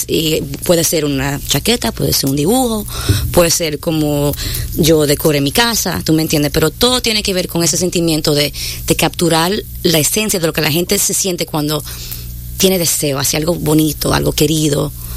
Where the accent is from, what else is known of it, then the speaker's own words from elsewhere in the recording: New York, United States; also born or lived in Dominican Republic; Yo soy de Nueva York